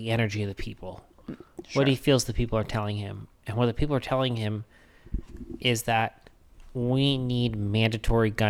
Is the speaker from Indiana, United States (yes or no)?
yes; Indiana, United States; I'm from Indiana, man. I'm like Midwest values.